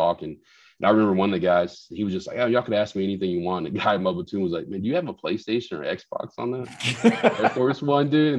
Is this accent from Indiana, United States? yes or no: no; Huntsville, Texas, United States; I grew up like in Huntsville in Texas, right? Like a small okay. town